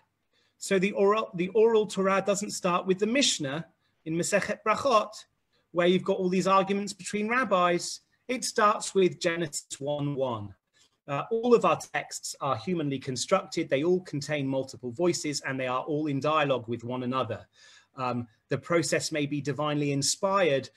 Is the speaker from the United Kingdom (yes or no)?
yes; England, United Kingdom; as an Englishman